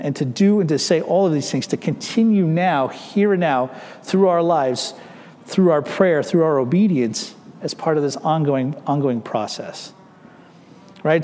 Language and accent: English; United States; We are American citizens living in America